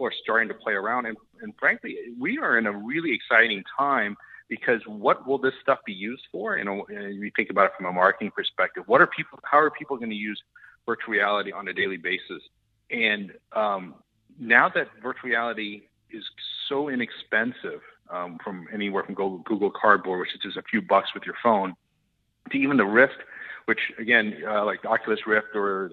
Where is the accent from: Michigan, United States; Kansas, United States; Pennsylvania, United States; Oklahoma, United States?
Oklahoma, United States; moved away; I grew up in Oklahoma